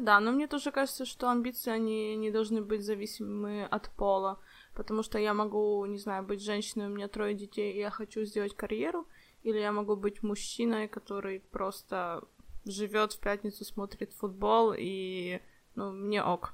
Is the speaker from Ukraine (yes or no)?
yes; Ukraine; now in Warsaw, Poland; я из Украины, живу сейчас в Польше, в Варшаве